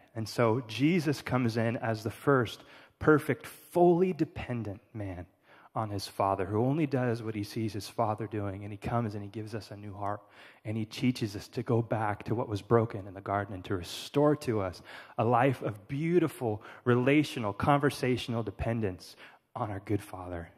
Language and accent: English; California, United States; I'm from California